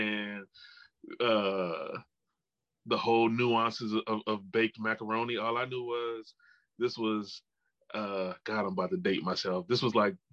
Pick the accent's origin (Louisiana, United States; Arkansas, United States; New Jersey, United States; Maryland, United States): Louisiana, United States; New Orleans; I'm from New Orleans, and so it's a food city